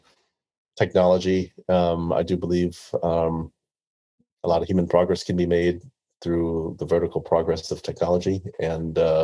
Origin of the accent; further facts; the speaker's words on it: Oklahoma City, Oklahoma, United States; also born or lived in Vietnam; I grew up in the Midwest in Oklahoma City